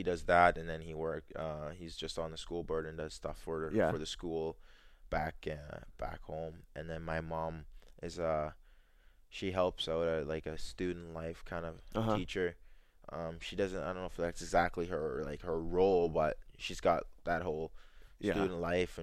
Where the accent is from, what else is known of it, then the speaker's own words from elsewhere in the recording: Arborg, Manitoba, Canada; also born or lived in Jamaica; the area where I grew up in Arbourg area